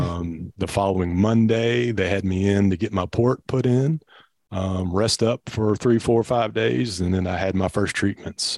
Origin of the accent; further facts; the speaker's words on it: Louisville, Kentucky, United States; also born or lived in Bullitt County, Kentucky; born and raised in Louisville, Kentucky